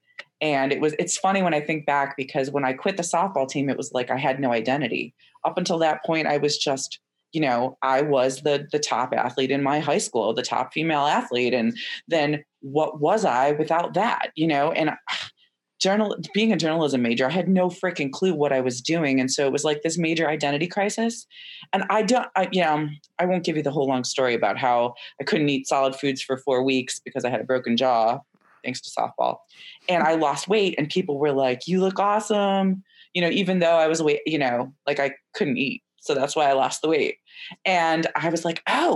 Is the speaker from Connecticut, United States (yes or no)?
no; Chicago, Illinois, United States; moved away as an adult; also born or lived in Evanston, Illinois; now in Philadelphia, United States; I was born and raised in the Chicago area, the northern suburbs